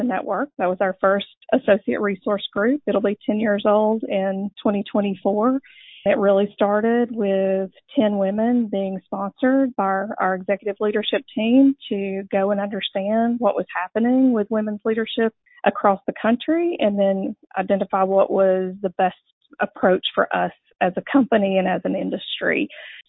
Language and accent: English; Dalton, Georgia, United States; I grew up in Dalton